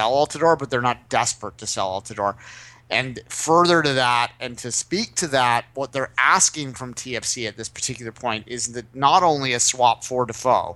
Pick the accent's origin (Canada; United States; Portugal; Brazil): Canada; as a Canadian.